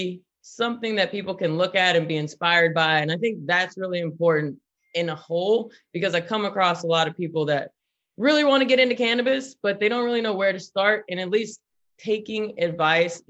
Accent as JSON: {"language": "English", "region": "the South", "country": "United States", "moved": "yes", "lives_now": "California, United States", "said": "We are from the South"}